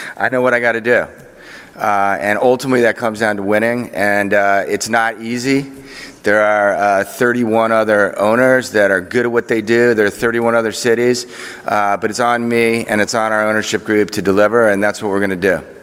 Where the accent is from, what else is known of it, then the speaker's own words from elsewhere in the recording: Chevy Chase, Maryland, United States; also born or lived in Washington, D.C.; as a youth growing up in Washington